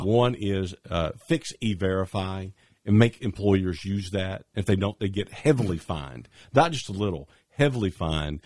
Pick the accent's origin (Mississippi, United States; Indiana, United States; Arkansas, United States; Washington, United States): Arkansas, United States; also born or lived in Little Rock, Arkansas / Ozark, Arkansas / Bentonville, Arkansas / Batesville, Arkansas; I grew up in Arkansas. This has been home, uh, I was born here, born right in Little Rock.